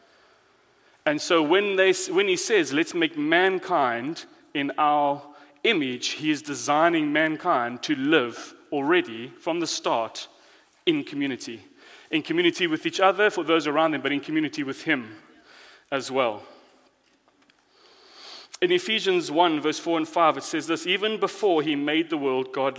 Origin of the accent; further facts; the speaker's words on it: South Africa; moved away; I am foreign, I'm from South Africa